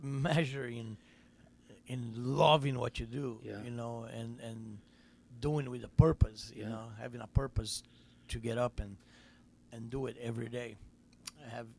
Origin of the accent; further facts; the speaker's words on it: Brazil; growing up in Brazil